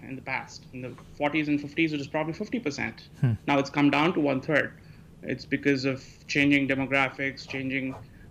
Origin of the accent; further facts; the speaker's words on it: India; now in United States; I'm from India originally. I grew up there.